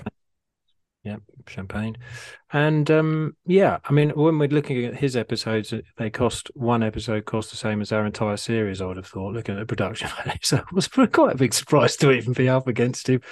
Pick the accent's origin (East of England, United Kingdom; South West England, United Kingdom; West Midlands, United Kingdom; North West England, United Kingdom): East of England, United Kingdom; Harpenden; Harpenden is my hometown